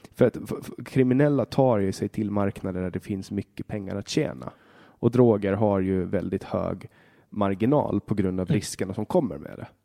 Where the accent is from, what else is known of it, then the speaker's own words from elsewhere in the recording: Åland Islands; hemma på Åland